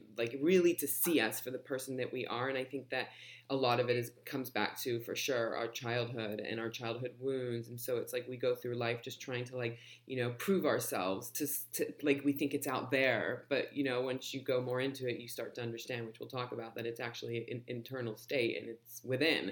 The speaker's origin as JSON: {"language": "English", "town": "Los Angeles", "region": "California", "country": "United States", "tie": "born or raised there", "also_born_or_lived": "London", "said": "moved to LA when I was just a baby"}